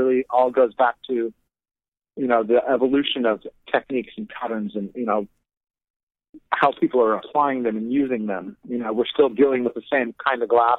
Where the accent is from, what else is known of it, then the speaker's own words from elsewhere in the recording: Southern Oregon, United States; I was actually born and raised in Oregon. Southern Oregon, even